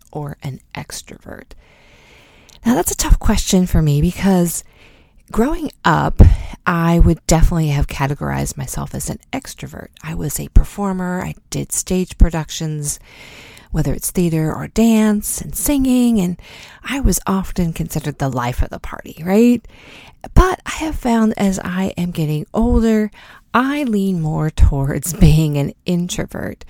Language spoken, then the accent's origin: English; United States; as an American